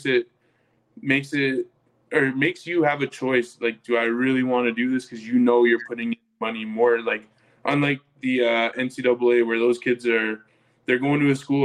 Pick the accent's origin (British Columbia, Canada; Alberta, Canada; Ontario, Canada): Alberta, Canada; Calgary; moved away as an adult; now in Edmonton, Canada; I grew up in Calgary my whole life, played football there my whole life